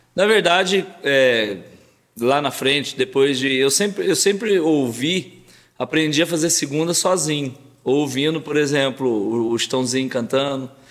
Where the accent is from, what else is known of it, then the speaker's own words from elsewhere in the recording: Paraguaçu, Minas Gerais, Brazil; also born or lived in São Bernardo do Campo / Machado; depois meu pai já voltou, nosso pai já voltou para Paraguaçu